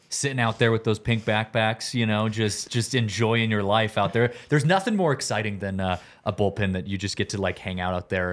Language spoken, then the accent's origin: English; Seattle, Washington, United States; growing up in Seattle